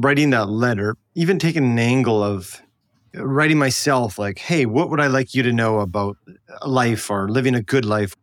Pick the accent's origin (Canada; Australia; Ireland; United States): Canada; I'm apparently Canadian